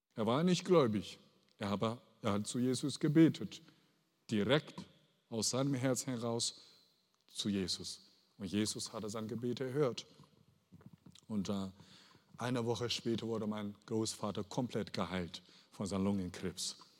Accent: Henan, China; German is a second language; now in Germany; ich bin aufgewachsen in China, in äh, Henan, Henan Provinz, südlich

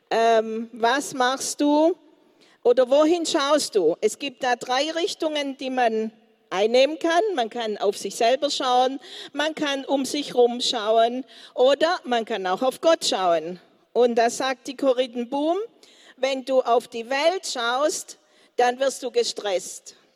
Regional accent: Colombia; German is a second language; Also bei uns in Kolumbien haben wir ganz stürmische.

